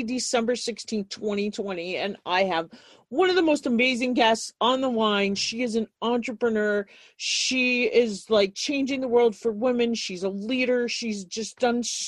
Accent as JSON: {"language": "English", "region": "New York", "country": "United States", "tie": "born or raised there", "moved": "as an adult", "lives_now": "Montana, United States", "said": "I was born in New York and ended up here in my early 20s too"}